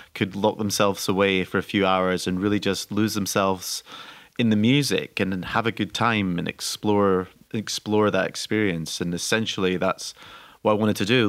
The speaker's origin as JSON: {"language": "English", "region": "Scotland", "country": "United Kingdom", "said": "I'm Scottish"}